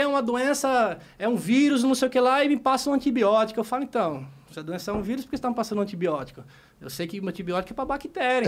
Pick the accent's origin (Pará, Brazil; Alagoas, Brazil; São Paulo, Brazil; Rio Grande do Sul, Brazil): Alagoas, Brazil; Maceió; Eu eu nasci e cresci em Maceió, Alagoas.